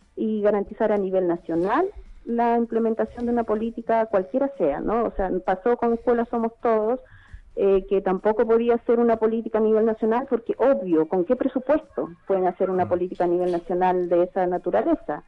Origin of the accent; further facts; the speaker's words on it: Bolivia; now in Santiago, Chile; nosotros como residentes bolivianos